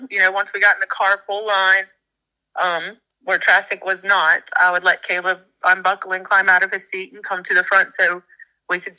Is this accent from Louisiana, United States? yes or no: yes; Ponchatoula, Louisiana, United States